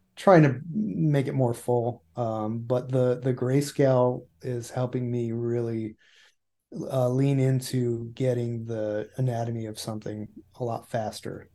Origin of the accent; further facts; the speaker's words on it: Cortland, New York, United States; moved away as an adult; also born or lived in Anchorage / Santa Ana; I was born in Cortland, New York, which is central New York